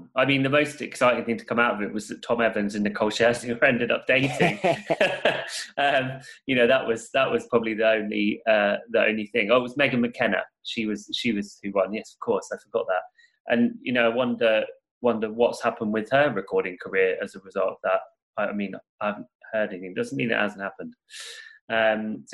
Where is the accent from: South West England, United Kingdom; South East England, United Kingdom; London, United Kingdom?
South East England, United Kingdom; Portsmouth; I grew up in Portsmouth, which is like a services town